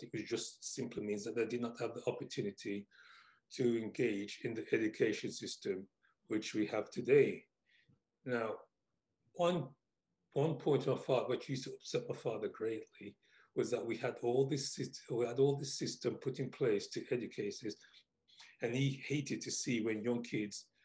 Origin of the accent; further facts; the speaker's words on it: England, United Kingdom; what life was like for me growing up in England.